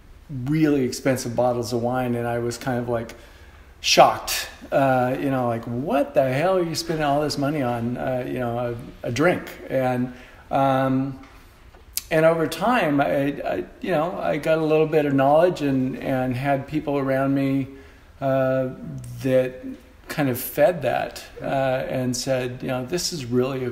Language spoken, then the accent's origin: English; Monterey, California, United States; moved away as an adult; now in Oregon, United States; I grew up on the Monterey Peninsula in Central Coast, California